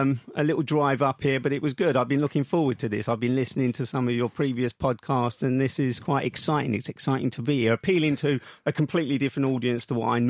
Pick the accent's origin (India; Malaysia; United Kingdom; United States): United Kingdom; London; accent: Cockney; I was born on the King and Queen Street on Woolworth Road, which is in Southeast London, and I'm a true Cockney, although I changed the tone of my voice over the years of being a BBC journalist.